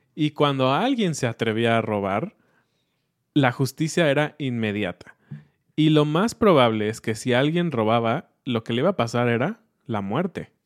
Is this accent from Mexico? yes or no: yes; Mexico; nosotros como mexicanos